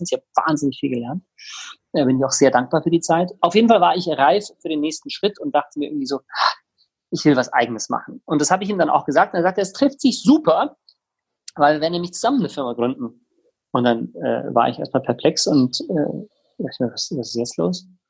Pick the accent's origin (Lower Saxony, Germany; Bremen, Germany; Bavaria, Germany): Bavaria, Germany; Tegernsee; moved away as an adult; also born or lived in South Africa / Innsbruck, Austria / Sydney, Australia / Munich; now in Berlin, Germany; ich bin in Südafrika geboren, in Tegernsee bei München in den Alpen aufgewachsen, ganz romantisch, dort zur Schule gegangen.